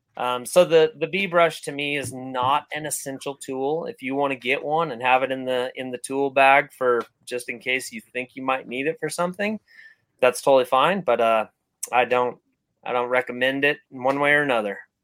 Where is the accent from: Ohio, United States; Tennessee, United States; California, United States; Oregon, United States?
California, United States; growing up in California